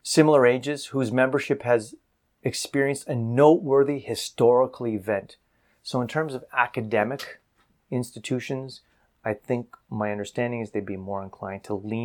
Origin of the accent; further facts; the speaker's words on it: Canada; me as a Canadian